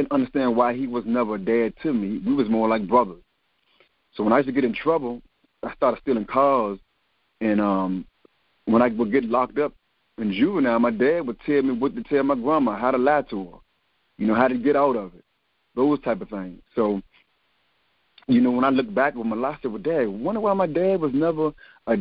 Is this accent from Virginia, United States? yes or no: yes; Richmond, Virginia, United States; I'm born and raised in Richmond, Virginia, in Churchill